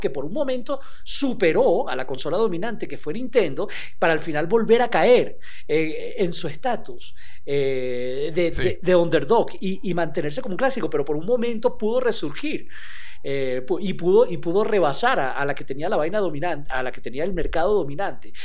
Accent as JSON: {"language": "Spanish", "country": "Venezuela", "said": "nosotros somos de Venezuela y en Caracas pasan estas cosas."}